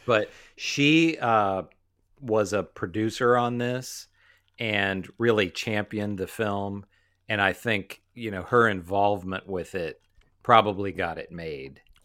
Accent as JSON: {"language": "English", "region": "West Virginia", "country": "United States", "tie": "born or raised there", "said": "We grew up in West Virginia."}